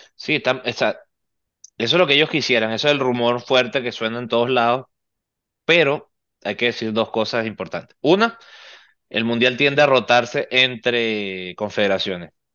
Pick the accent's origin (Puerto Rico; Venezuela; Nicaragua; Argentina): Venezuela; now in Miami, United States; somos venezolanos